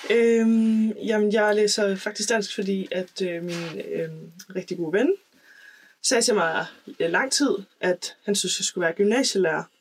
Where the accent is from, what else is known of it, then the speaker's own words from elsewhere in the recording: Aalborg, North Denmark Region, Denmark; also born or lived in Valby; now in Copenhagen, Denmark; jeg kommer fra Aalborg, øhm, bor i Valby med min kæreste og min hund.